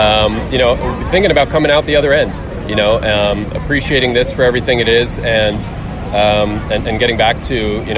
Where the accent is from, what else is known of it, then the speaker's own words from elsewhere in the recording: Monmouth County, New Jersey, United States; also born or lived in West Orange, New Jersey; Born and raised in New Jersey.